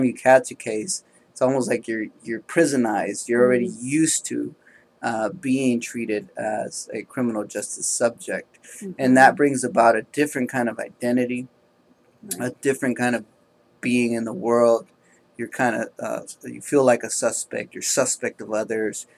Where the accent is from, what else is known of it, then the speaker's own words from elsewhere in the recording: Oakland, California, United States; I was raised in Oakland, California